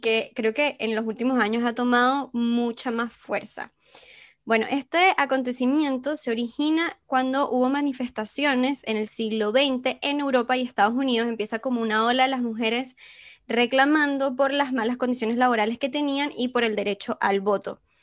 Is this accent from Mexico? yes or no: no; Venezuela; moved away; como venezolanas